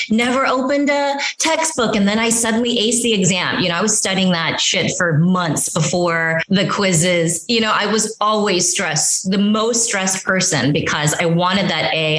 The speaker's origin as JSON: {"language": "English", "town": "Union City", "region": "California", "country": "United States", "tie": "born or raised there", "also_born_or_lived": "South Korea / Los Angeles / New York", "moved": "as an adult", "said": "I grew up in Union City, you know, my parents, we all moved to this country from South Korea. I was five"}